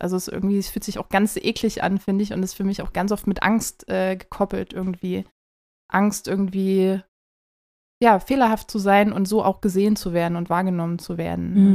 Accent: near Zwickau, Saxony, Germany; ich komme aus der Nähe von Zwickau, also Ostdeutschland

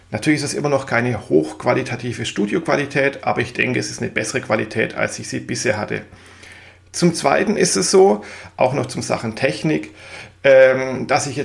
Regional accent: Swabia, Germany; now in Mainz, Germany; Ich gebe es ja zu, ich bin Schwabe, das werde ich nie ablegen, auch wenn ich schon seit vielen Jahren im wunderschönen Mainz wohne.

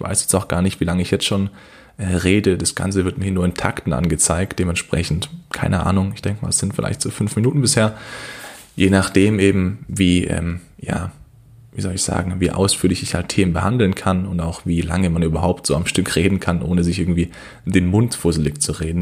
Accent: Kornwestheim, Baden-Württemberg, Germany; ich komme aus Kornwestheim

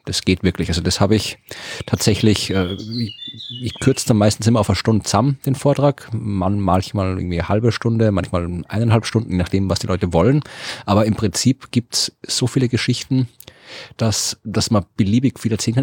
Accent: Krems, Lower Austria, Austria; born or raised there

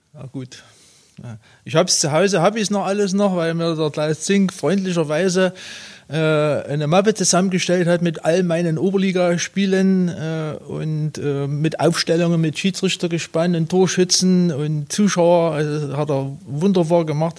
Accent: Lößnitz, Saxony, Germany; in Lösnitz, meiner Heimatstadt

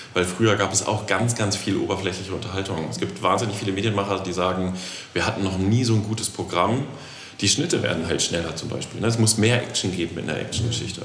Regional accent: the West, West Germany, Germany; Ich bin ja aus dem Westen

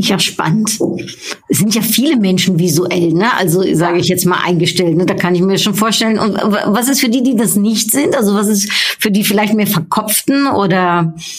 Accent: Germany; bin ich in Deutschland aufgewachsen, deutschsprachig

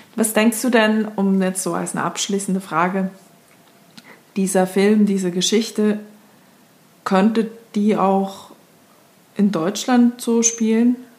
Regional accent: Switzerland; moved away; als Schweizerin, die jetzt seit einem Jahr nicht mehr in der Schweiz war

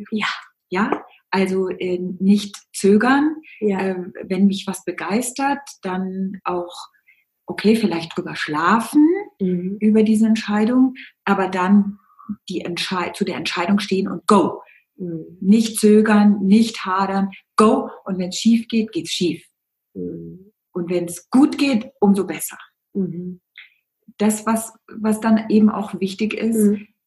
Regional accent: Bavaria, Germany; Und als Bayer

